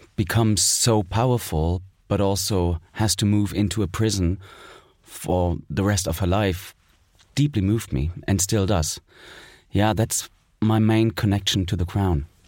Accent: East Germany, Germany; I was born in East Germany, so I spent my childhood there.

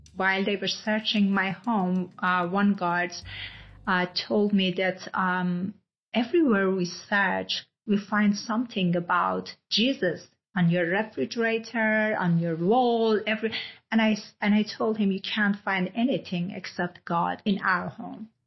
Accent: Iran; moved away; I'm originally from Iran

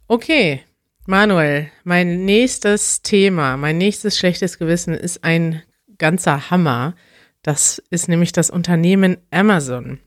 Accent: Germany; In meiner Kindheit gab es in Deutschland

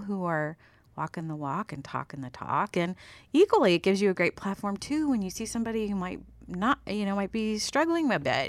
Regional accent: Steubenville, Ohio, United States; moved away as an adult; also born or lived in Las Vegas, Nevada; born and raised in Ohio

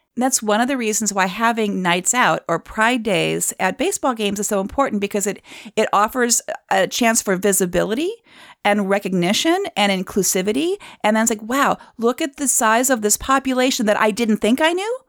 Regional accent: Cleveland, Ohio, United States; My hometown

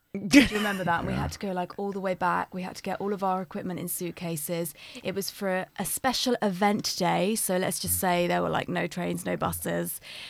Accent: England, United Kingdom; I'm English

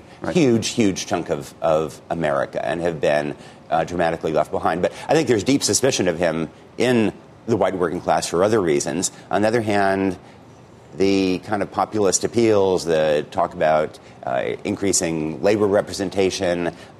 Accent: Oregon, United States; so my town is rural Oregon

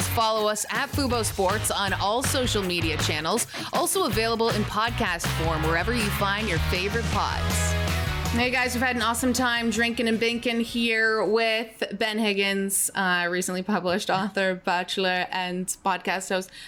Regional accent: Canada; I'm Canadian

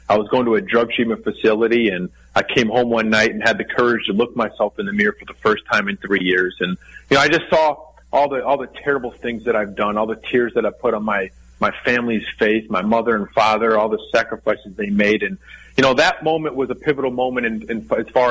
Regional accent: Darien, Illinois, United States; also born or lived in Indiana; I was born in Darien, Illinois, which is a suburb of Chicago, Illinois

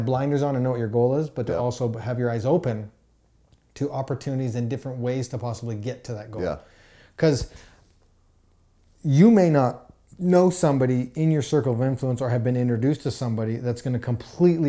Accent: Calgary, Alberta, Canada; I'm from Calgary, Alberta, and we have the Calgary Stampede

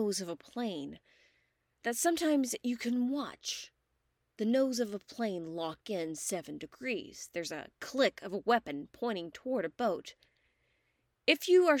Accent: United States; As an American

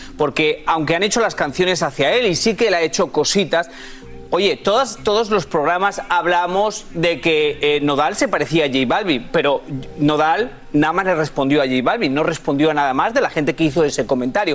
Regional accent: Spain; moved away; soy español

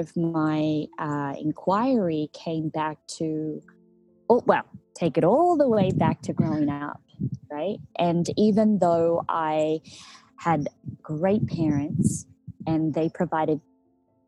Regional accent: Australia; moved away as an adult; also born or lived in Mexico; being an Australian, I lived a very settled status quo lifestyle

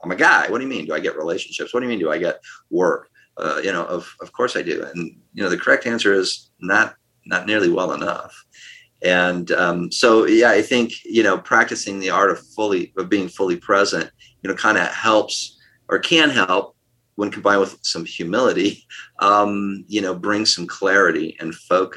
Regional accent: United States; I'm an American

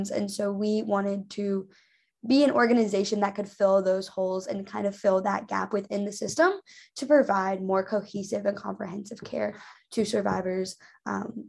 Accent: Charlotte, North Carolina, United States; now in Raleigh, United States; I'm originally from Charlotte.

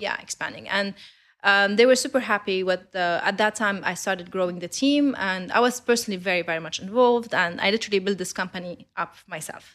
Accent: Lebanon; I'm Lebanese. I grew up in Lebanon. I studied there

